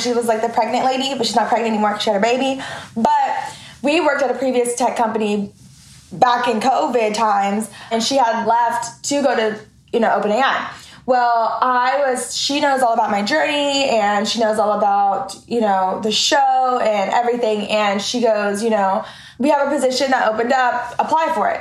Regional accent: Oklahoma City, Oklahoma, United States; now in Dallas, United States; I'm from Oklahoma City

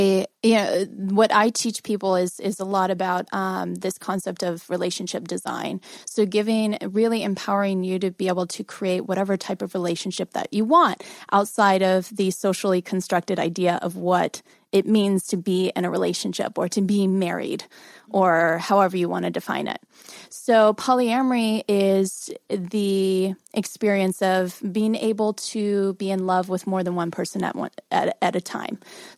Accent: Missouri, United States

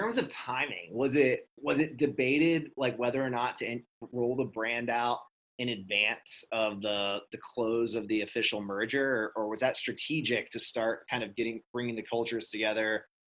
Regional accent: Southeast, United States; Growing up in the Southeast, both brands, SunTrust and BB&T, are pretty iconic for me.

